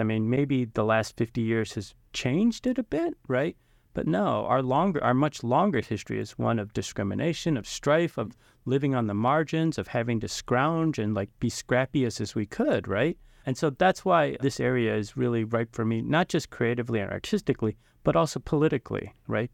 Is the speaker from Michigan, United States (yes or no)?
yes; Detroit, Michigan, United States; the Chinatown in Detroit, the new Chinatown that I grew up in, the one that was on Cass and Peterborough